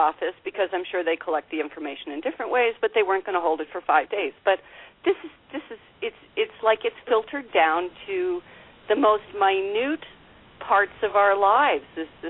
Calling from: Canada; I'm calling from Canada.

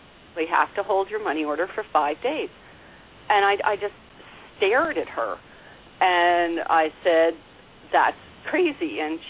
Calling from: Canada; I'm calling from Canada.

